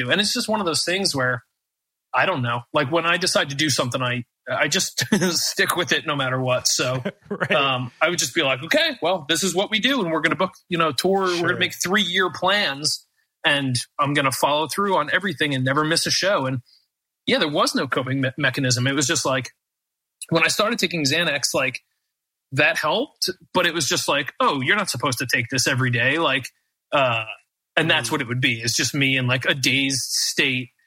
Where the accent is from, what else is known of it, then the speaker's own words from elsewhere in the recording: United States; as an American